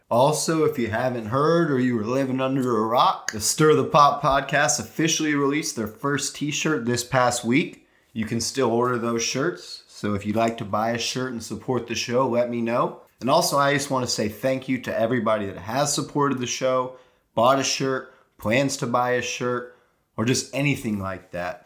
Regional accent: Texas, United States; also born or lived in New York; we're from New York, but I mean, we moved to Texas when we were still young kids

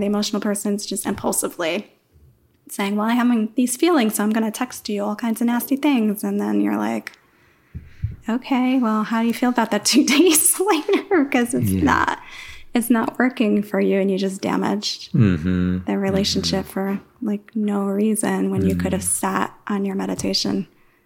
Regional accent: New York, United States; moved away; I was born and raised in New York

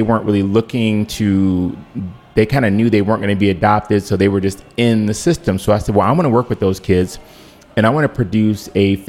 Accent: Cleveland, Ohio, United States; now in Washington, D.C., United States; I'm from Cleveland, and that's where the majority of my extended family is.

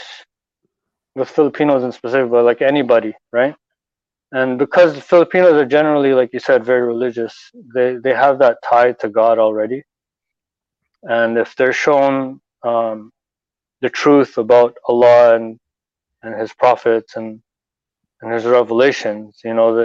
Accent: Toronto, Ontario, Canada; I was born and raised here in Toronto.

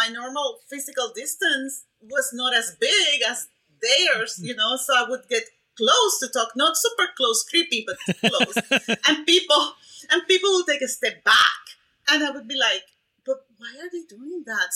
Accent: Puerto Rico; first language Spanish; English is a second language; moved away as an adult; also born or lived in Ames, Iowa; now in Mobile, Alabama, United States; I grew up, I was born and raised in Puerto Rico.

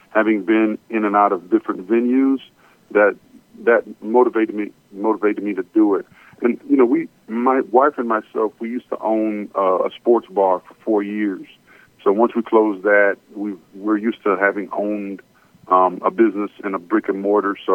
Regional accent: Miami, Florida, United States; also born or lived in Port-au-Prince, Haiti / Atlanta, United States; I am Caribbean. I was born in Port-au-Prince, Haiti, and uh, at a very young age, we migrated to Miami, Florida, and then we moved to Atlanta. So we're uh, we've been in the Atlanta area since 1997.

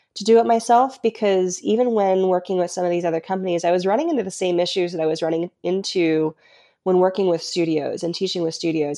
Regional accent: Colorado, United States; I was raised in Colorado

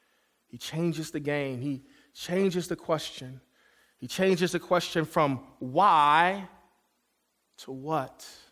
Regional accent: Detroit, Michigan, United States; I'm kid from Detroit, Michigan, so I know how to squeeze toothpaste out of a little tube.

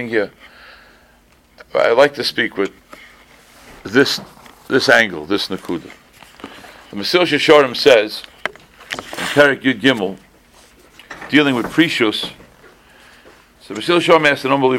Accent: Boston, Massachusetts, United States; also born or lived in East Coast; I didn't grow up in the Midwest. I was born on the East Coast. But by the time I was 11, I was out of town. Even though Boston's on the East Coast, it was out of town

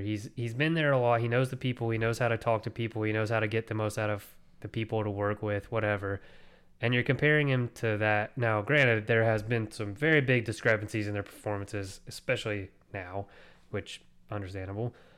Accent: United States; I'm American

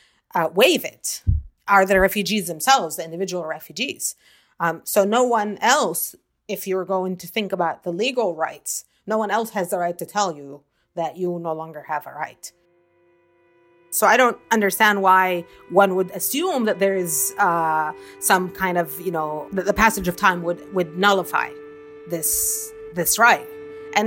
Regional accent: Israel; I grew up in Israel as well, and I grew up, I was a teenager in the 90s

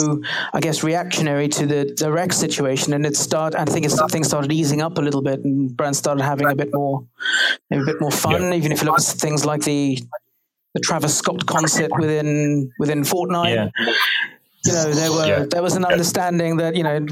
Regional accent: Durban, KwaZulu-Natal, South Africa; moved away as an adult; also born or lived in Cape Town, South Africa; now in London, United Kingdom; I am South African. I'm from Durban on the east coast in South Africa

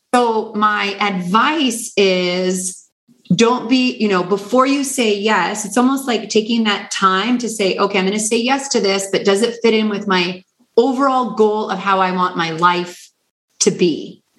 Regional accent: Canada; I'm from Canada

